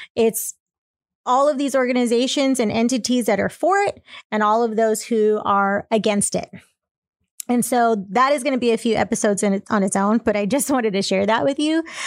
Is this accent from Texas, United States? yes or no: yes; Texas, United States; I'm from Texas